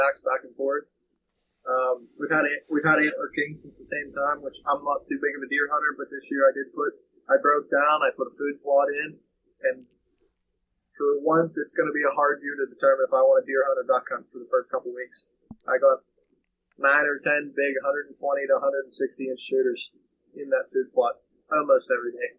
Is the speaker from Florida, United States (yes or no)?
no; Pennsylvania, United States